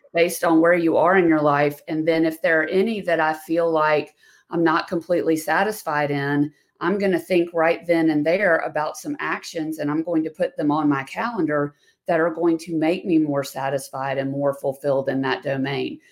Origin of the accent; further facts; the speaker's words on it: the South, United States; I'm a female from the South